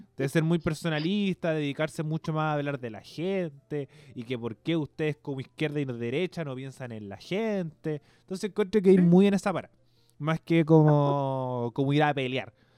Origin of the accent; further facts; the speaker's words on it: Chile; como chilenos